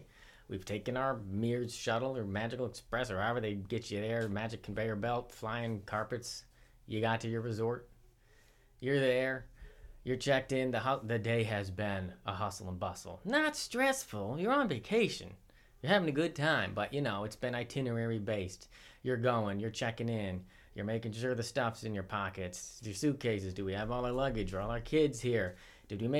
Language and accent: English; New York, United States; We're from New York, obviously.